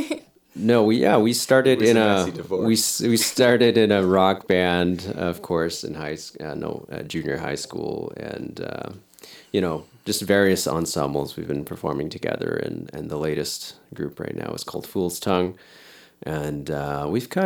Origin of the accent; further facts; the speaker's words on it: Millet, Alberta, Canada; now in Edmonton, Canada; I'm from Millet, Alberta. I grew up in Millet, but living in Edmonton now with my wife